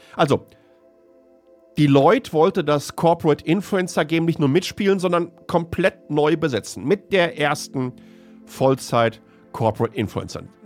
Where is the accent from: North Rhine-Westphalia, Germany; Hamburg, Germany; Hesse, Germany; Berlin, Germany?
North Rhine-Westphalia, Germany; Ruhr area; ich bin ein Kind des Ruhrpots